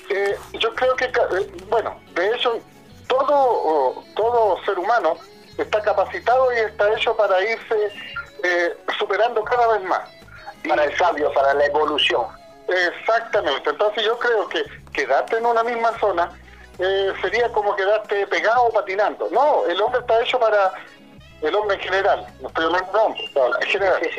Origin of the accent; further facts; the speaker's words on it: Temuco, Araucanía, Chile; born there; mi zona de confort, en este caso yo que nací en Temuco, eh, nací en Vicur, bueno, eh, era mi zona de confort.